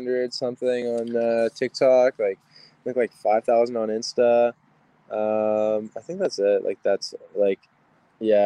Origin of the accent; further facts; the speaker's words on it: British Columbia, Canada; I'm Canadian